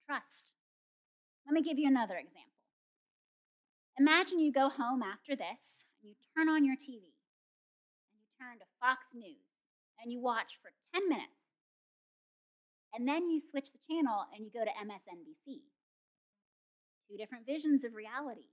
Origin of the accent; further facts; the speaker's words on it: Kenya; moved away; growing up in Kenya